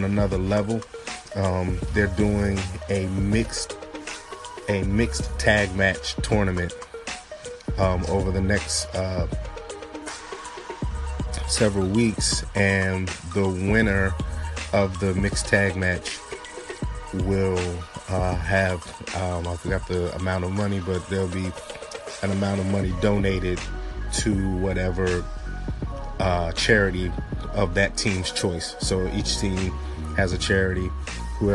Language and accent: English; Maryland, United States; the Maryland state flag, my home state